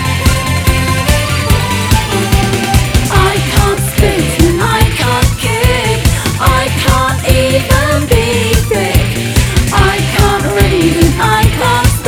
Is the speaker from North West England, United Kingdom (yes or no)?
yes; Salford, North West England, United Kingdom; my hometown in Salford